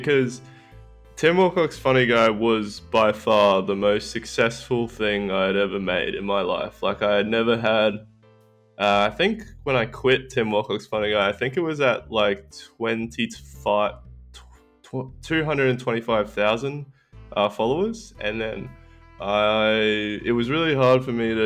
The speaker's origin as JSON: {"language": "English", "country": "Australia", "said": "that's just Australian. That's just how it goes down here."}